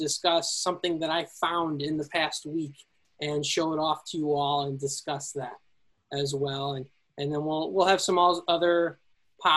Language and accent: English; Elburn, Illinois, United States; also born or lived in Peoria, Illinois; I'm originally from Elburn, Illinois.